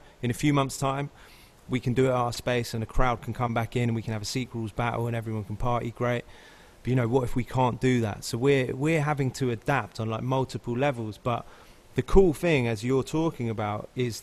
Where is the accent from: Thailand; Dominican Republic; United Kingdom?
United Kingdom; now in Los Angeles, United States; And I'm British.